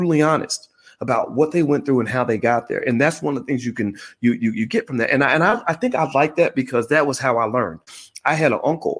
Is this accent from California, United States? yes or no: no; Louisville, Kentucky, United States; I'm from Louisville